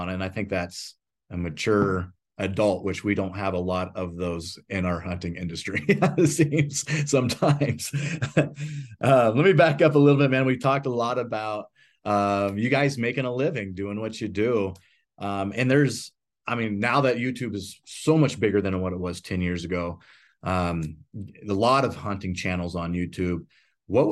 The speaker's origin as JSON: {"language": "English", "region": "southeast Nebraska", "country": "United States", "tie": "born or raised there", "said": "I grew up in Nebraska, whitetail hunting, southeast corner of Nebraska"}